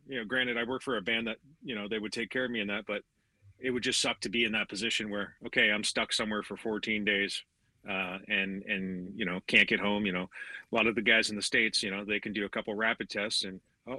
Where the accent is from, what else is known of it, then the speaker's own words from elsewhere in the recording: Canada; we're both Canadian